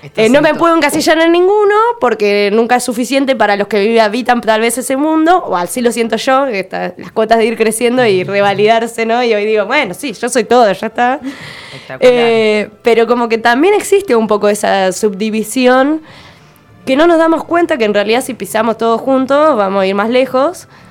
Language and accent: Spanish; Ushuaia, Tierra del Fuego, Argentina; nací en Ushuaia, crecí en el barrio ecológico, pegada a una laguna